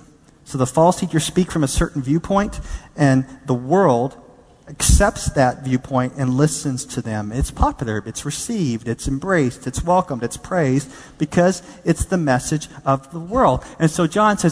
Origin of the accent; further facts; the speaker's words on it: Texas, United States; I'm from Texas